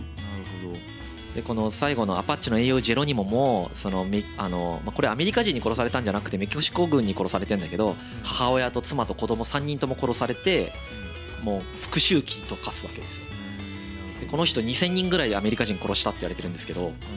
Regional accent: Izumo, Shimane, Japan; moved away; 田舎出身なんでやっぱりこう出雲に帰った時に森の匂いがするんですよ

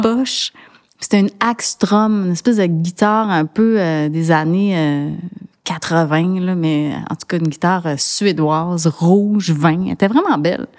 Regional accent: Montreal, Quebec, Canada; Je suis née à Sainte-Justine, j'ai grandi à Annecy et j'habite le plateau. Donc, on peut dire que je suis une vraie Montréalaise

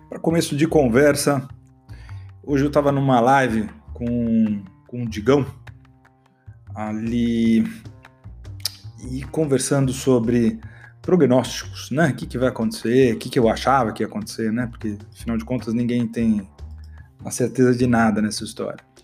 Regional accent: Brazil; como um bom brasileiro

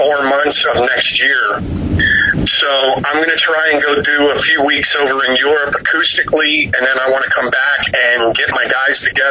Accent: Philadelphia, Pennsylvania, United States; moved away; I'm originally from Philadelphia.

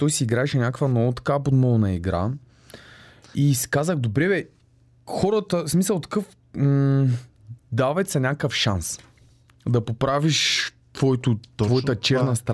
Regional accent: Yambol, Yambol Province, Bulgaria; also born or lived in Sliven / Blagoevgrad / Varna; Аз съм си родом от Ямбул. А, но много малко съм живял там, тъй като в Сливен съм учил, след това отил в Благоевград да уча, след това във Варна

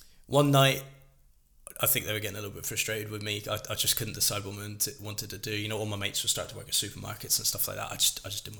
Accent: Plymouth, South West England, United Kingdom; my hometown, Plymouth Roller Hockey Club

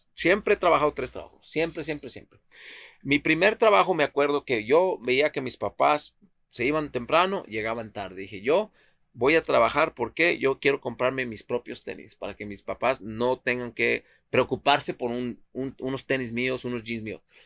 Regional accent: Tepic, Nayarit, Mexico; now in Seattle, United States; Mira, yo nací en Tepic, Nayarit, México. Nací en Tepic, Nayarit.

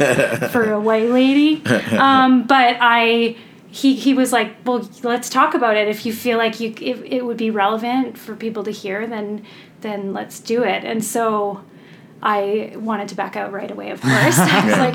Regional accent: about an hour outside of Vancouver, British Columbia, Canada; I'm from this area, about an hour outside of Vancouver

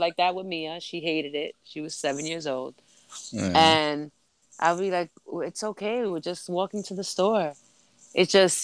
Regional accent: New York City, New York, United States; moved away; I loved growing up in the Bronx.

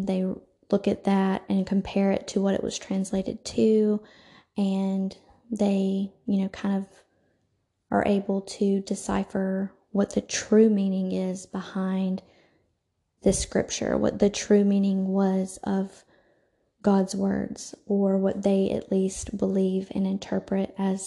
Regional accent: the South, United States; I am from the South

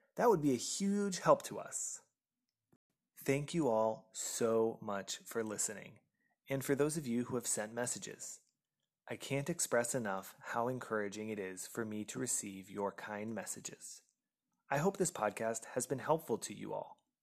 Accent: United States; moved away as an adult; now in France; I am an American by birth

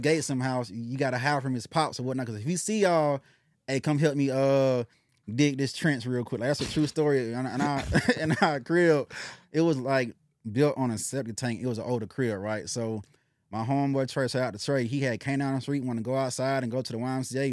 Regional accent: Decatur, United States; where I come from, I'm come from Decatur, so my family was always in the state of having to survive

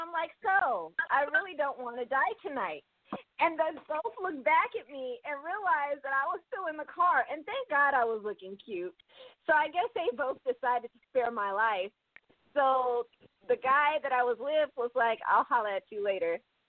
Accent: Oakland, California, United States; I mean, I grew up in Oakland, but my parents pretty much, they sheltered me.

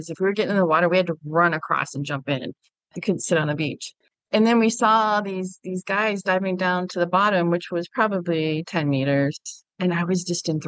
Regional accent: Germany; I grew up overseas in Germany. My father was in the military, and so we were always landlocked

